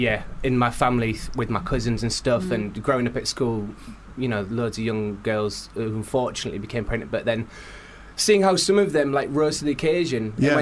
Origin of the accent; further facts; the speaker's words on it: Scarborough, Yorkshire and the Humber, United Kingdom; moved away as an adult; It's my hometown theatre as well, so I'm from Scarborough.